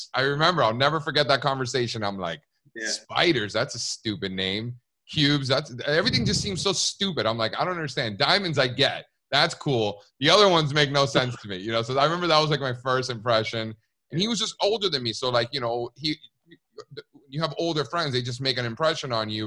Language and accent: English; Miami, Florida, United States; moved away; also born or lived in New York City; I grew up in Miami, Cuban parents.